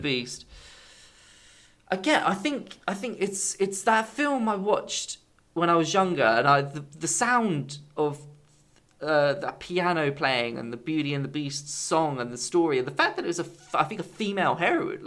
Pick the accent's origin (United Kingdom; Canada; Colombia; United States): United Kingdom; England; being English